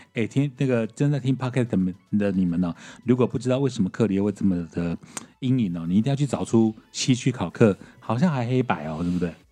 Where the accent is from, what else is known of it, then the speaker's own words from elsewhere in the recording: Taiwan; 就我一个台湾人